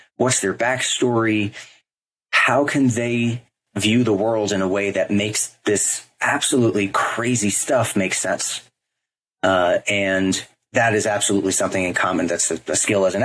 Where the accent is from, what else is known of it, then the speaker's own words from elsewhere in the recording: New York, United States; moved away as an adult; now in Los Angeles, United States; I'm from New York. I'm born and bred and raised there